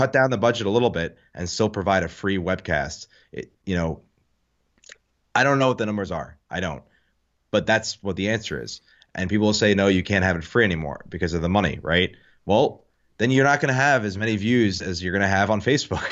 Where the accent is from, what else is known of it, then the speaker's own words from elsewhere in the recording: New Jersey, United States; I'm from Jersey